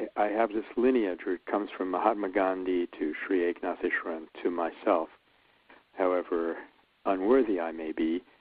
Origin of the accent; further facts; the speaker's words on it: New York City, New York, United States; I grew up in Brooklyn, New York